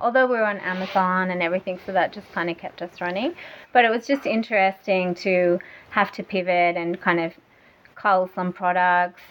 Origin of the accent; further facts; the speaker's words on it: Australia; also born or lived in Germany; now in Thailand; I'm from Australia and and my husband's German and we were living in Germany